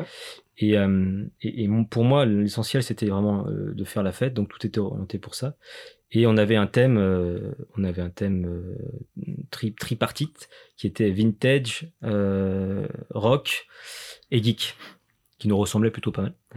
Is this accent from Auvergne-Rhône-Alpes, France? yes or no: yes; Lyon, Auvergne-Rhône-Alpes, France; on est lyonnais